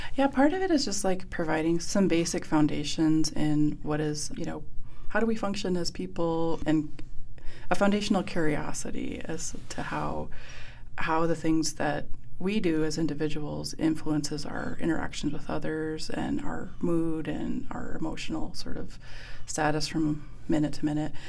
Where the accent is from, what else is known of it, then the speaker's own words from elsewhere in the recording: Blackfeet Reservation, Montana, United States; I grew up on the Blackfeet Reservation